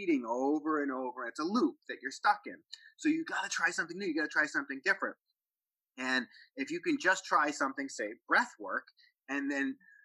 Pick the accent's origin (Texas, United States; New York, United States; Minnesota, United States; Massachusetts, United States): Massachusetts, United States; Boston; I'm from Boston